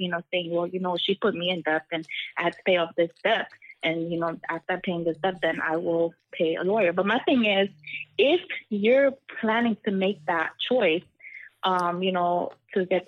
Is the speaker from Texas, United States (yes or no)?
no; New York City, New York, United States; I'm from Brooklyn, New York